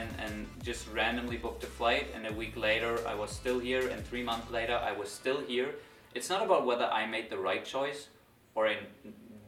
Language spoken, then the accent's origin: English; Germany; I go back to Germany, to my hometown, back to my parents' house